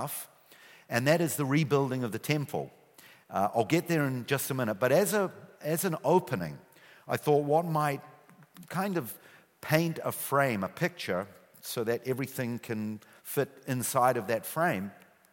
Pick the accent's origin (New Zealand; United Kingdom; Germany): New Zealand; accent: New Zealand; moved away as an adult; now in Israel; I still have my New Zealand accent. Yeah, I immigrated many years ago. Few suitcases, few $100s. And I grew up in New Zealand